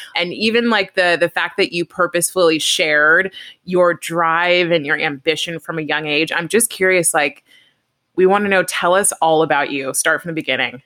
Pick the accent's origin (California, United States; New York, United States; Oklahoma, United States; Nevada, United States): California, United States; I'm from California